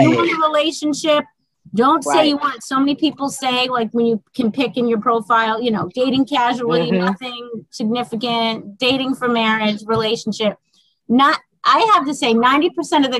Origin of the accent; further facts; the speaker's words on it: Boston, Massachusetts, United States; accent: Boston; My Boston accent.